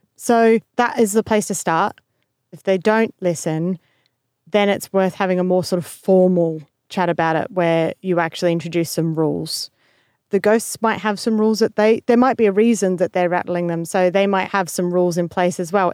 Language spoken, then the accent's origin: English; Australia; being in the same room as another Australian